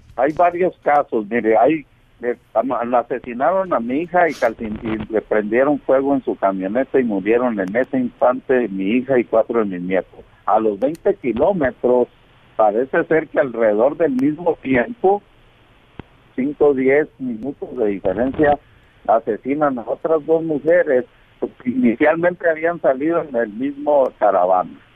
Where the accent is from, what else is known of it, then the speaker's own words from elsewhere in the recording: Mexico; yo soy mexicano